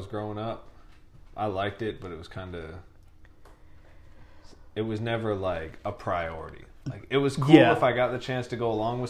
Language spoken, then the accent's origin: English; New Hampshire, United States; Bro, I grew up in New Hampshire. It's like Vermont, but dude, it's not upside down.